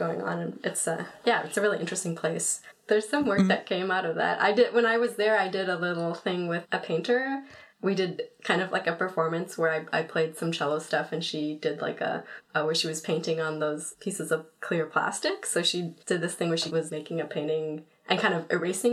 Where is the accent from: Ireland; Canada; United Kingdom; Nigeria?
Canada; Toronto, Ontario; moved away as an adult; also born or lived in Montreal / New York; I lived there from ages 12 to 19.